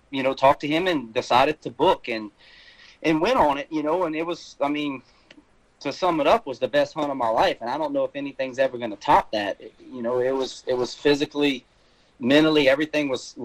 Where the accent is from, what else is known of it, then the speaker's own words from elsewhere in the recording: South Louisiana, United States; moved away as an adult; now in Mississippi, United States; I'm originally from South Louisiana, which you'll probably hear a little bit of that in my accent. I lived there pretty much most of my life until, I guess, 6-7 years ago